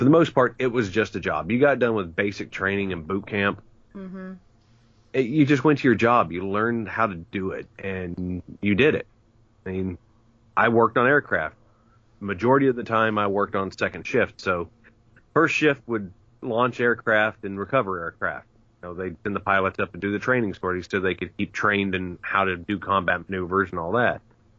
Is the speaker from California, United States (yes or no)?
no; West Virginia, United States; You know, because I was born and raised in West Virginia, coal fields of Mingo and Logan County, West Virginia, down where the Hatfields and McCoys ran about.